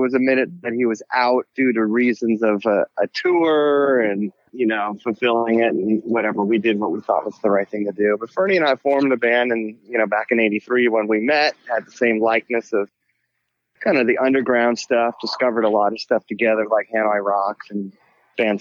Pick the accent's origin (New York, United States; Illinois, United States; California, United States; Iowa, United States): California, United States; San Francisco; I grew up in San Francisco